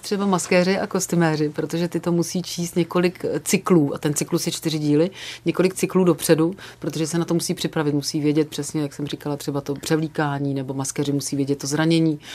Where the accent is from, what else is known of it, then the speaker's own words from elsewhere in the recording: Sokolov, Karlovy Vary Region, Czechia; moved away; also born or lived in Prague / village near Prague; já mám dětství jako šílený nářezy od kluků, který bydleli u nás jako v Sokolově